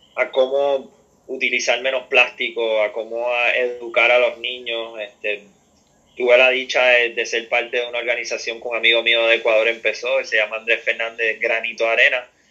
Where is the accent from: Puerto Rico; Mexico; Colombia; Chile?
Puerto Rico; lo que nosotros podíamos hacer como puertorriqueños